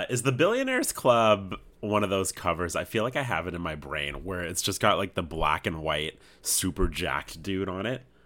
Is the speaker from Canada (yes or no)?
yes; Canada; we're Canadian